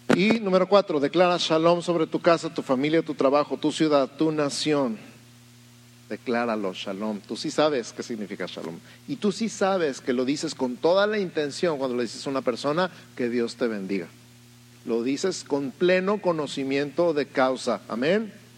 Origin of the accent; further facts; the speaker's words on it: Mexico City, Mexico; now in Tijuana, Mexico; yo soy de la Ciudad de México